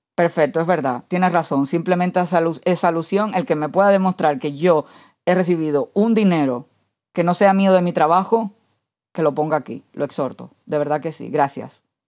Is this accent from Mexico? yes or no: no; Santiago de Cuba, Cuba; moved away; soy santiaguera. Yo no tengo que demostrar que soy de Santiago de Cuba, yo lo soy